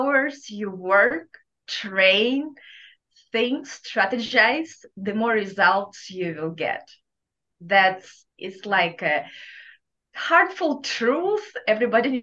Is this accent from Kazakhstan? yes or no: yes; Kazakhstan; accent: thick Russian accent; English is a second language; moved away as an adult; now in Louisiana, United States; my thick Russian accent, even though I'm from Kazakhstan, we all have Eastern European accent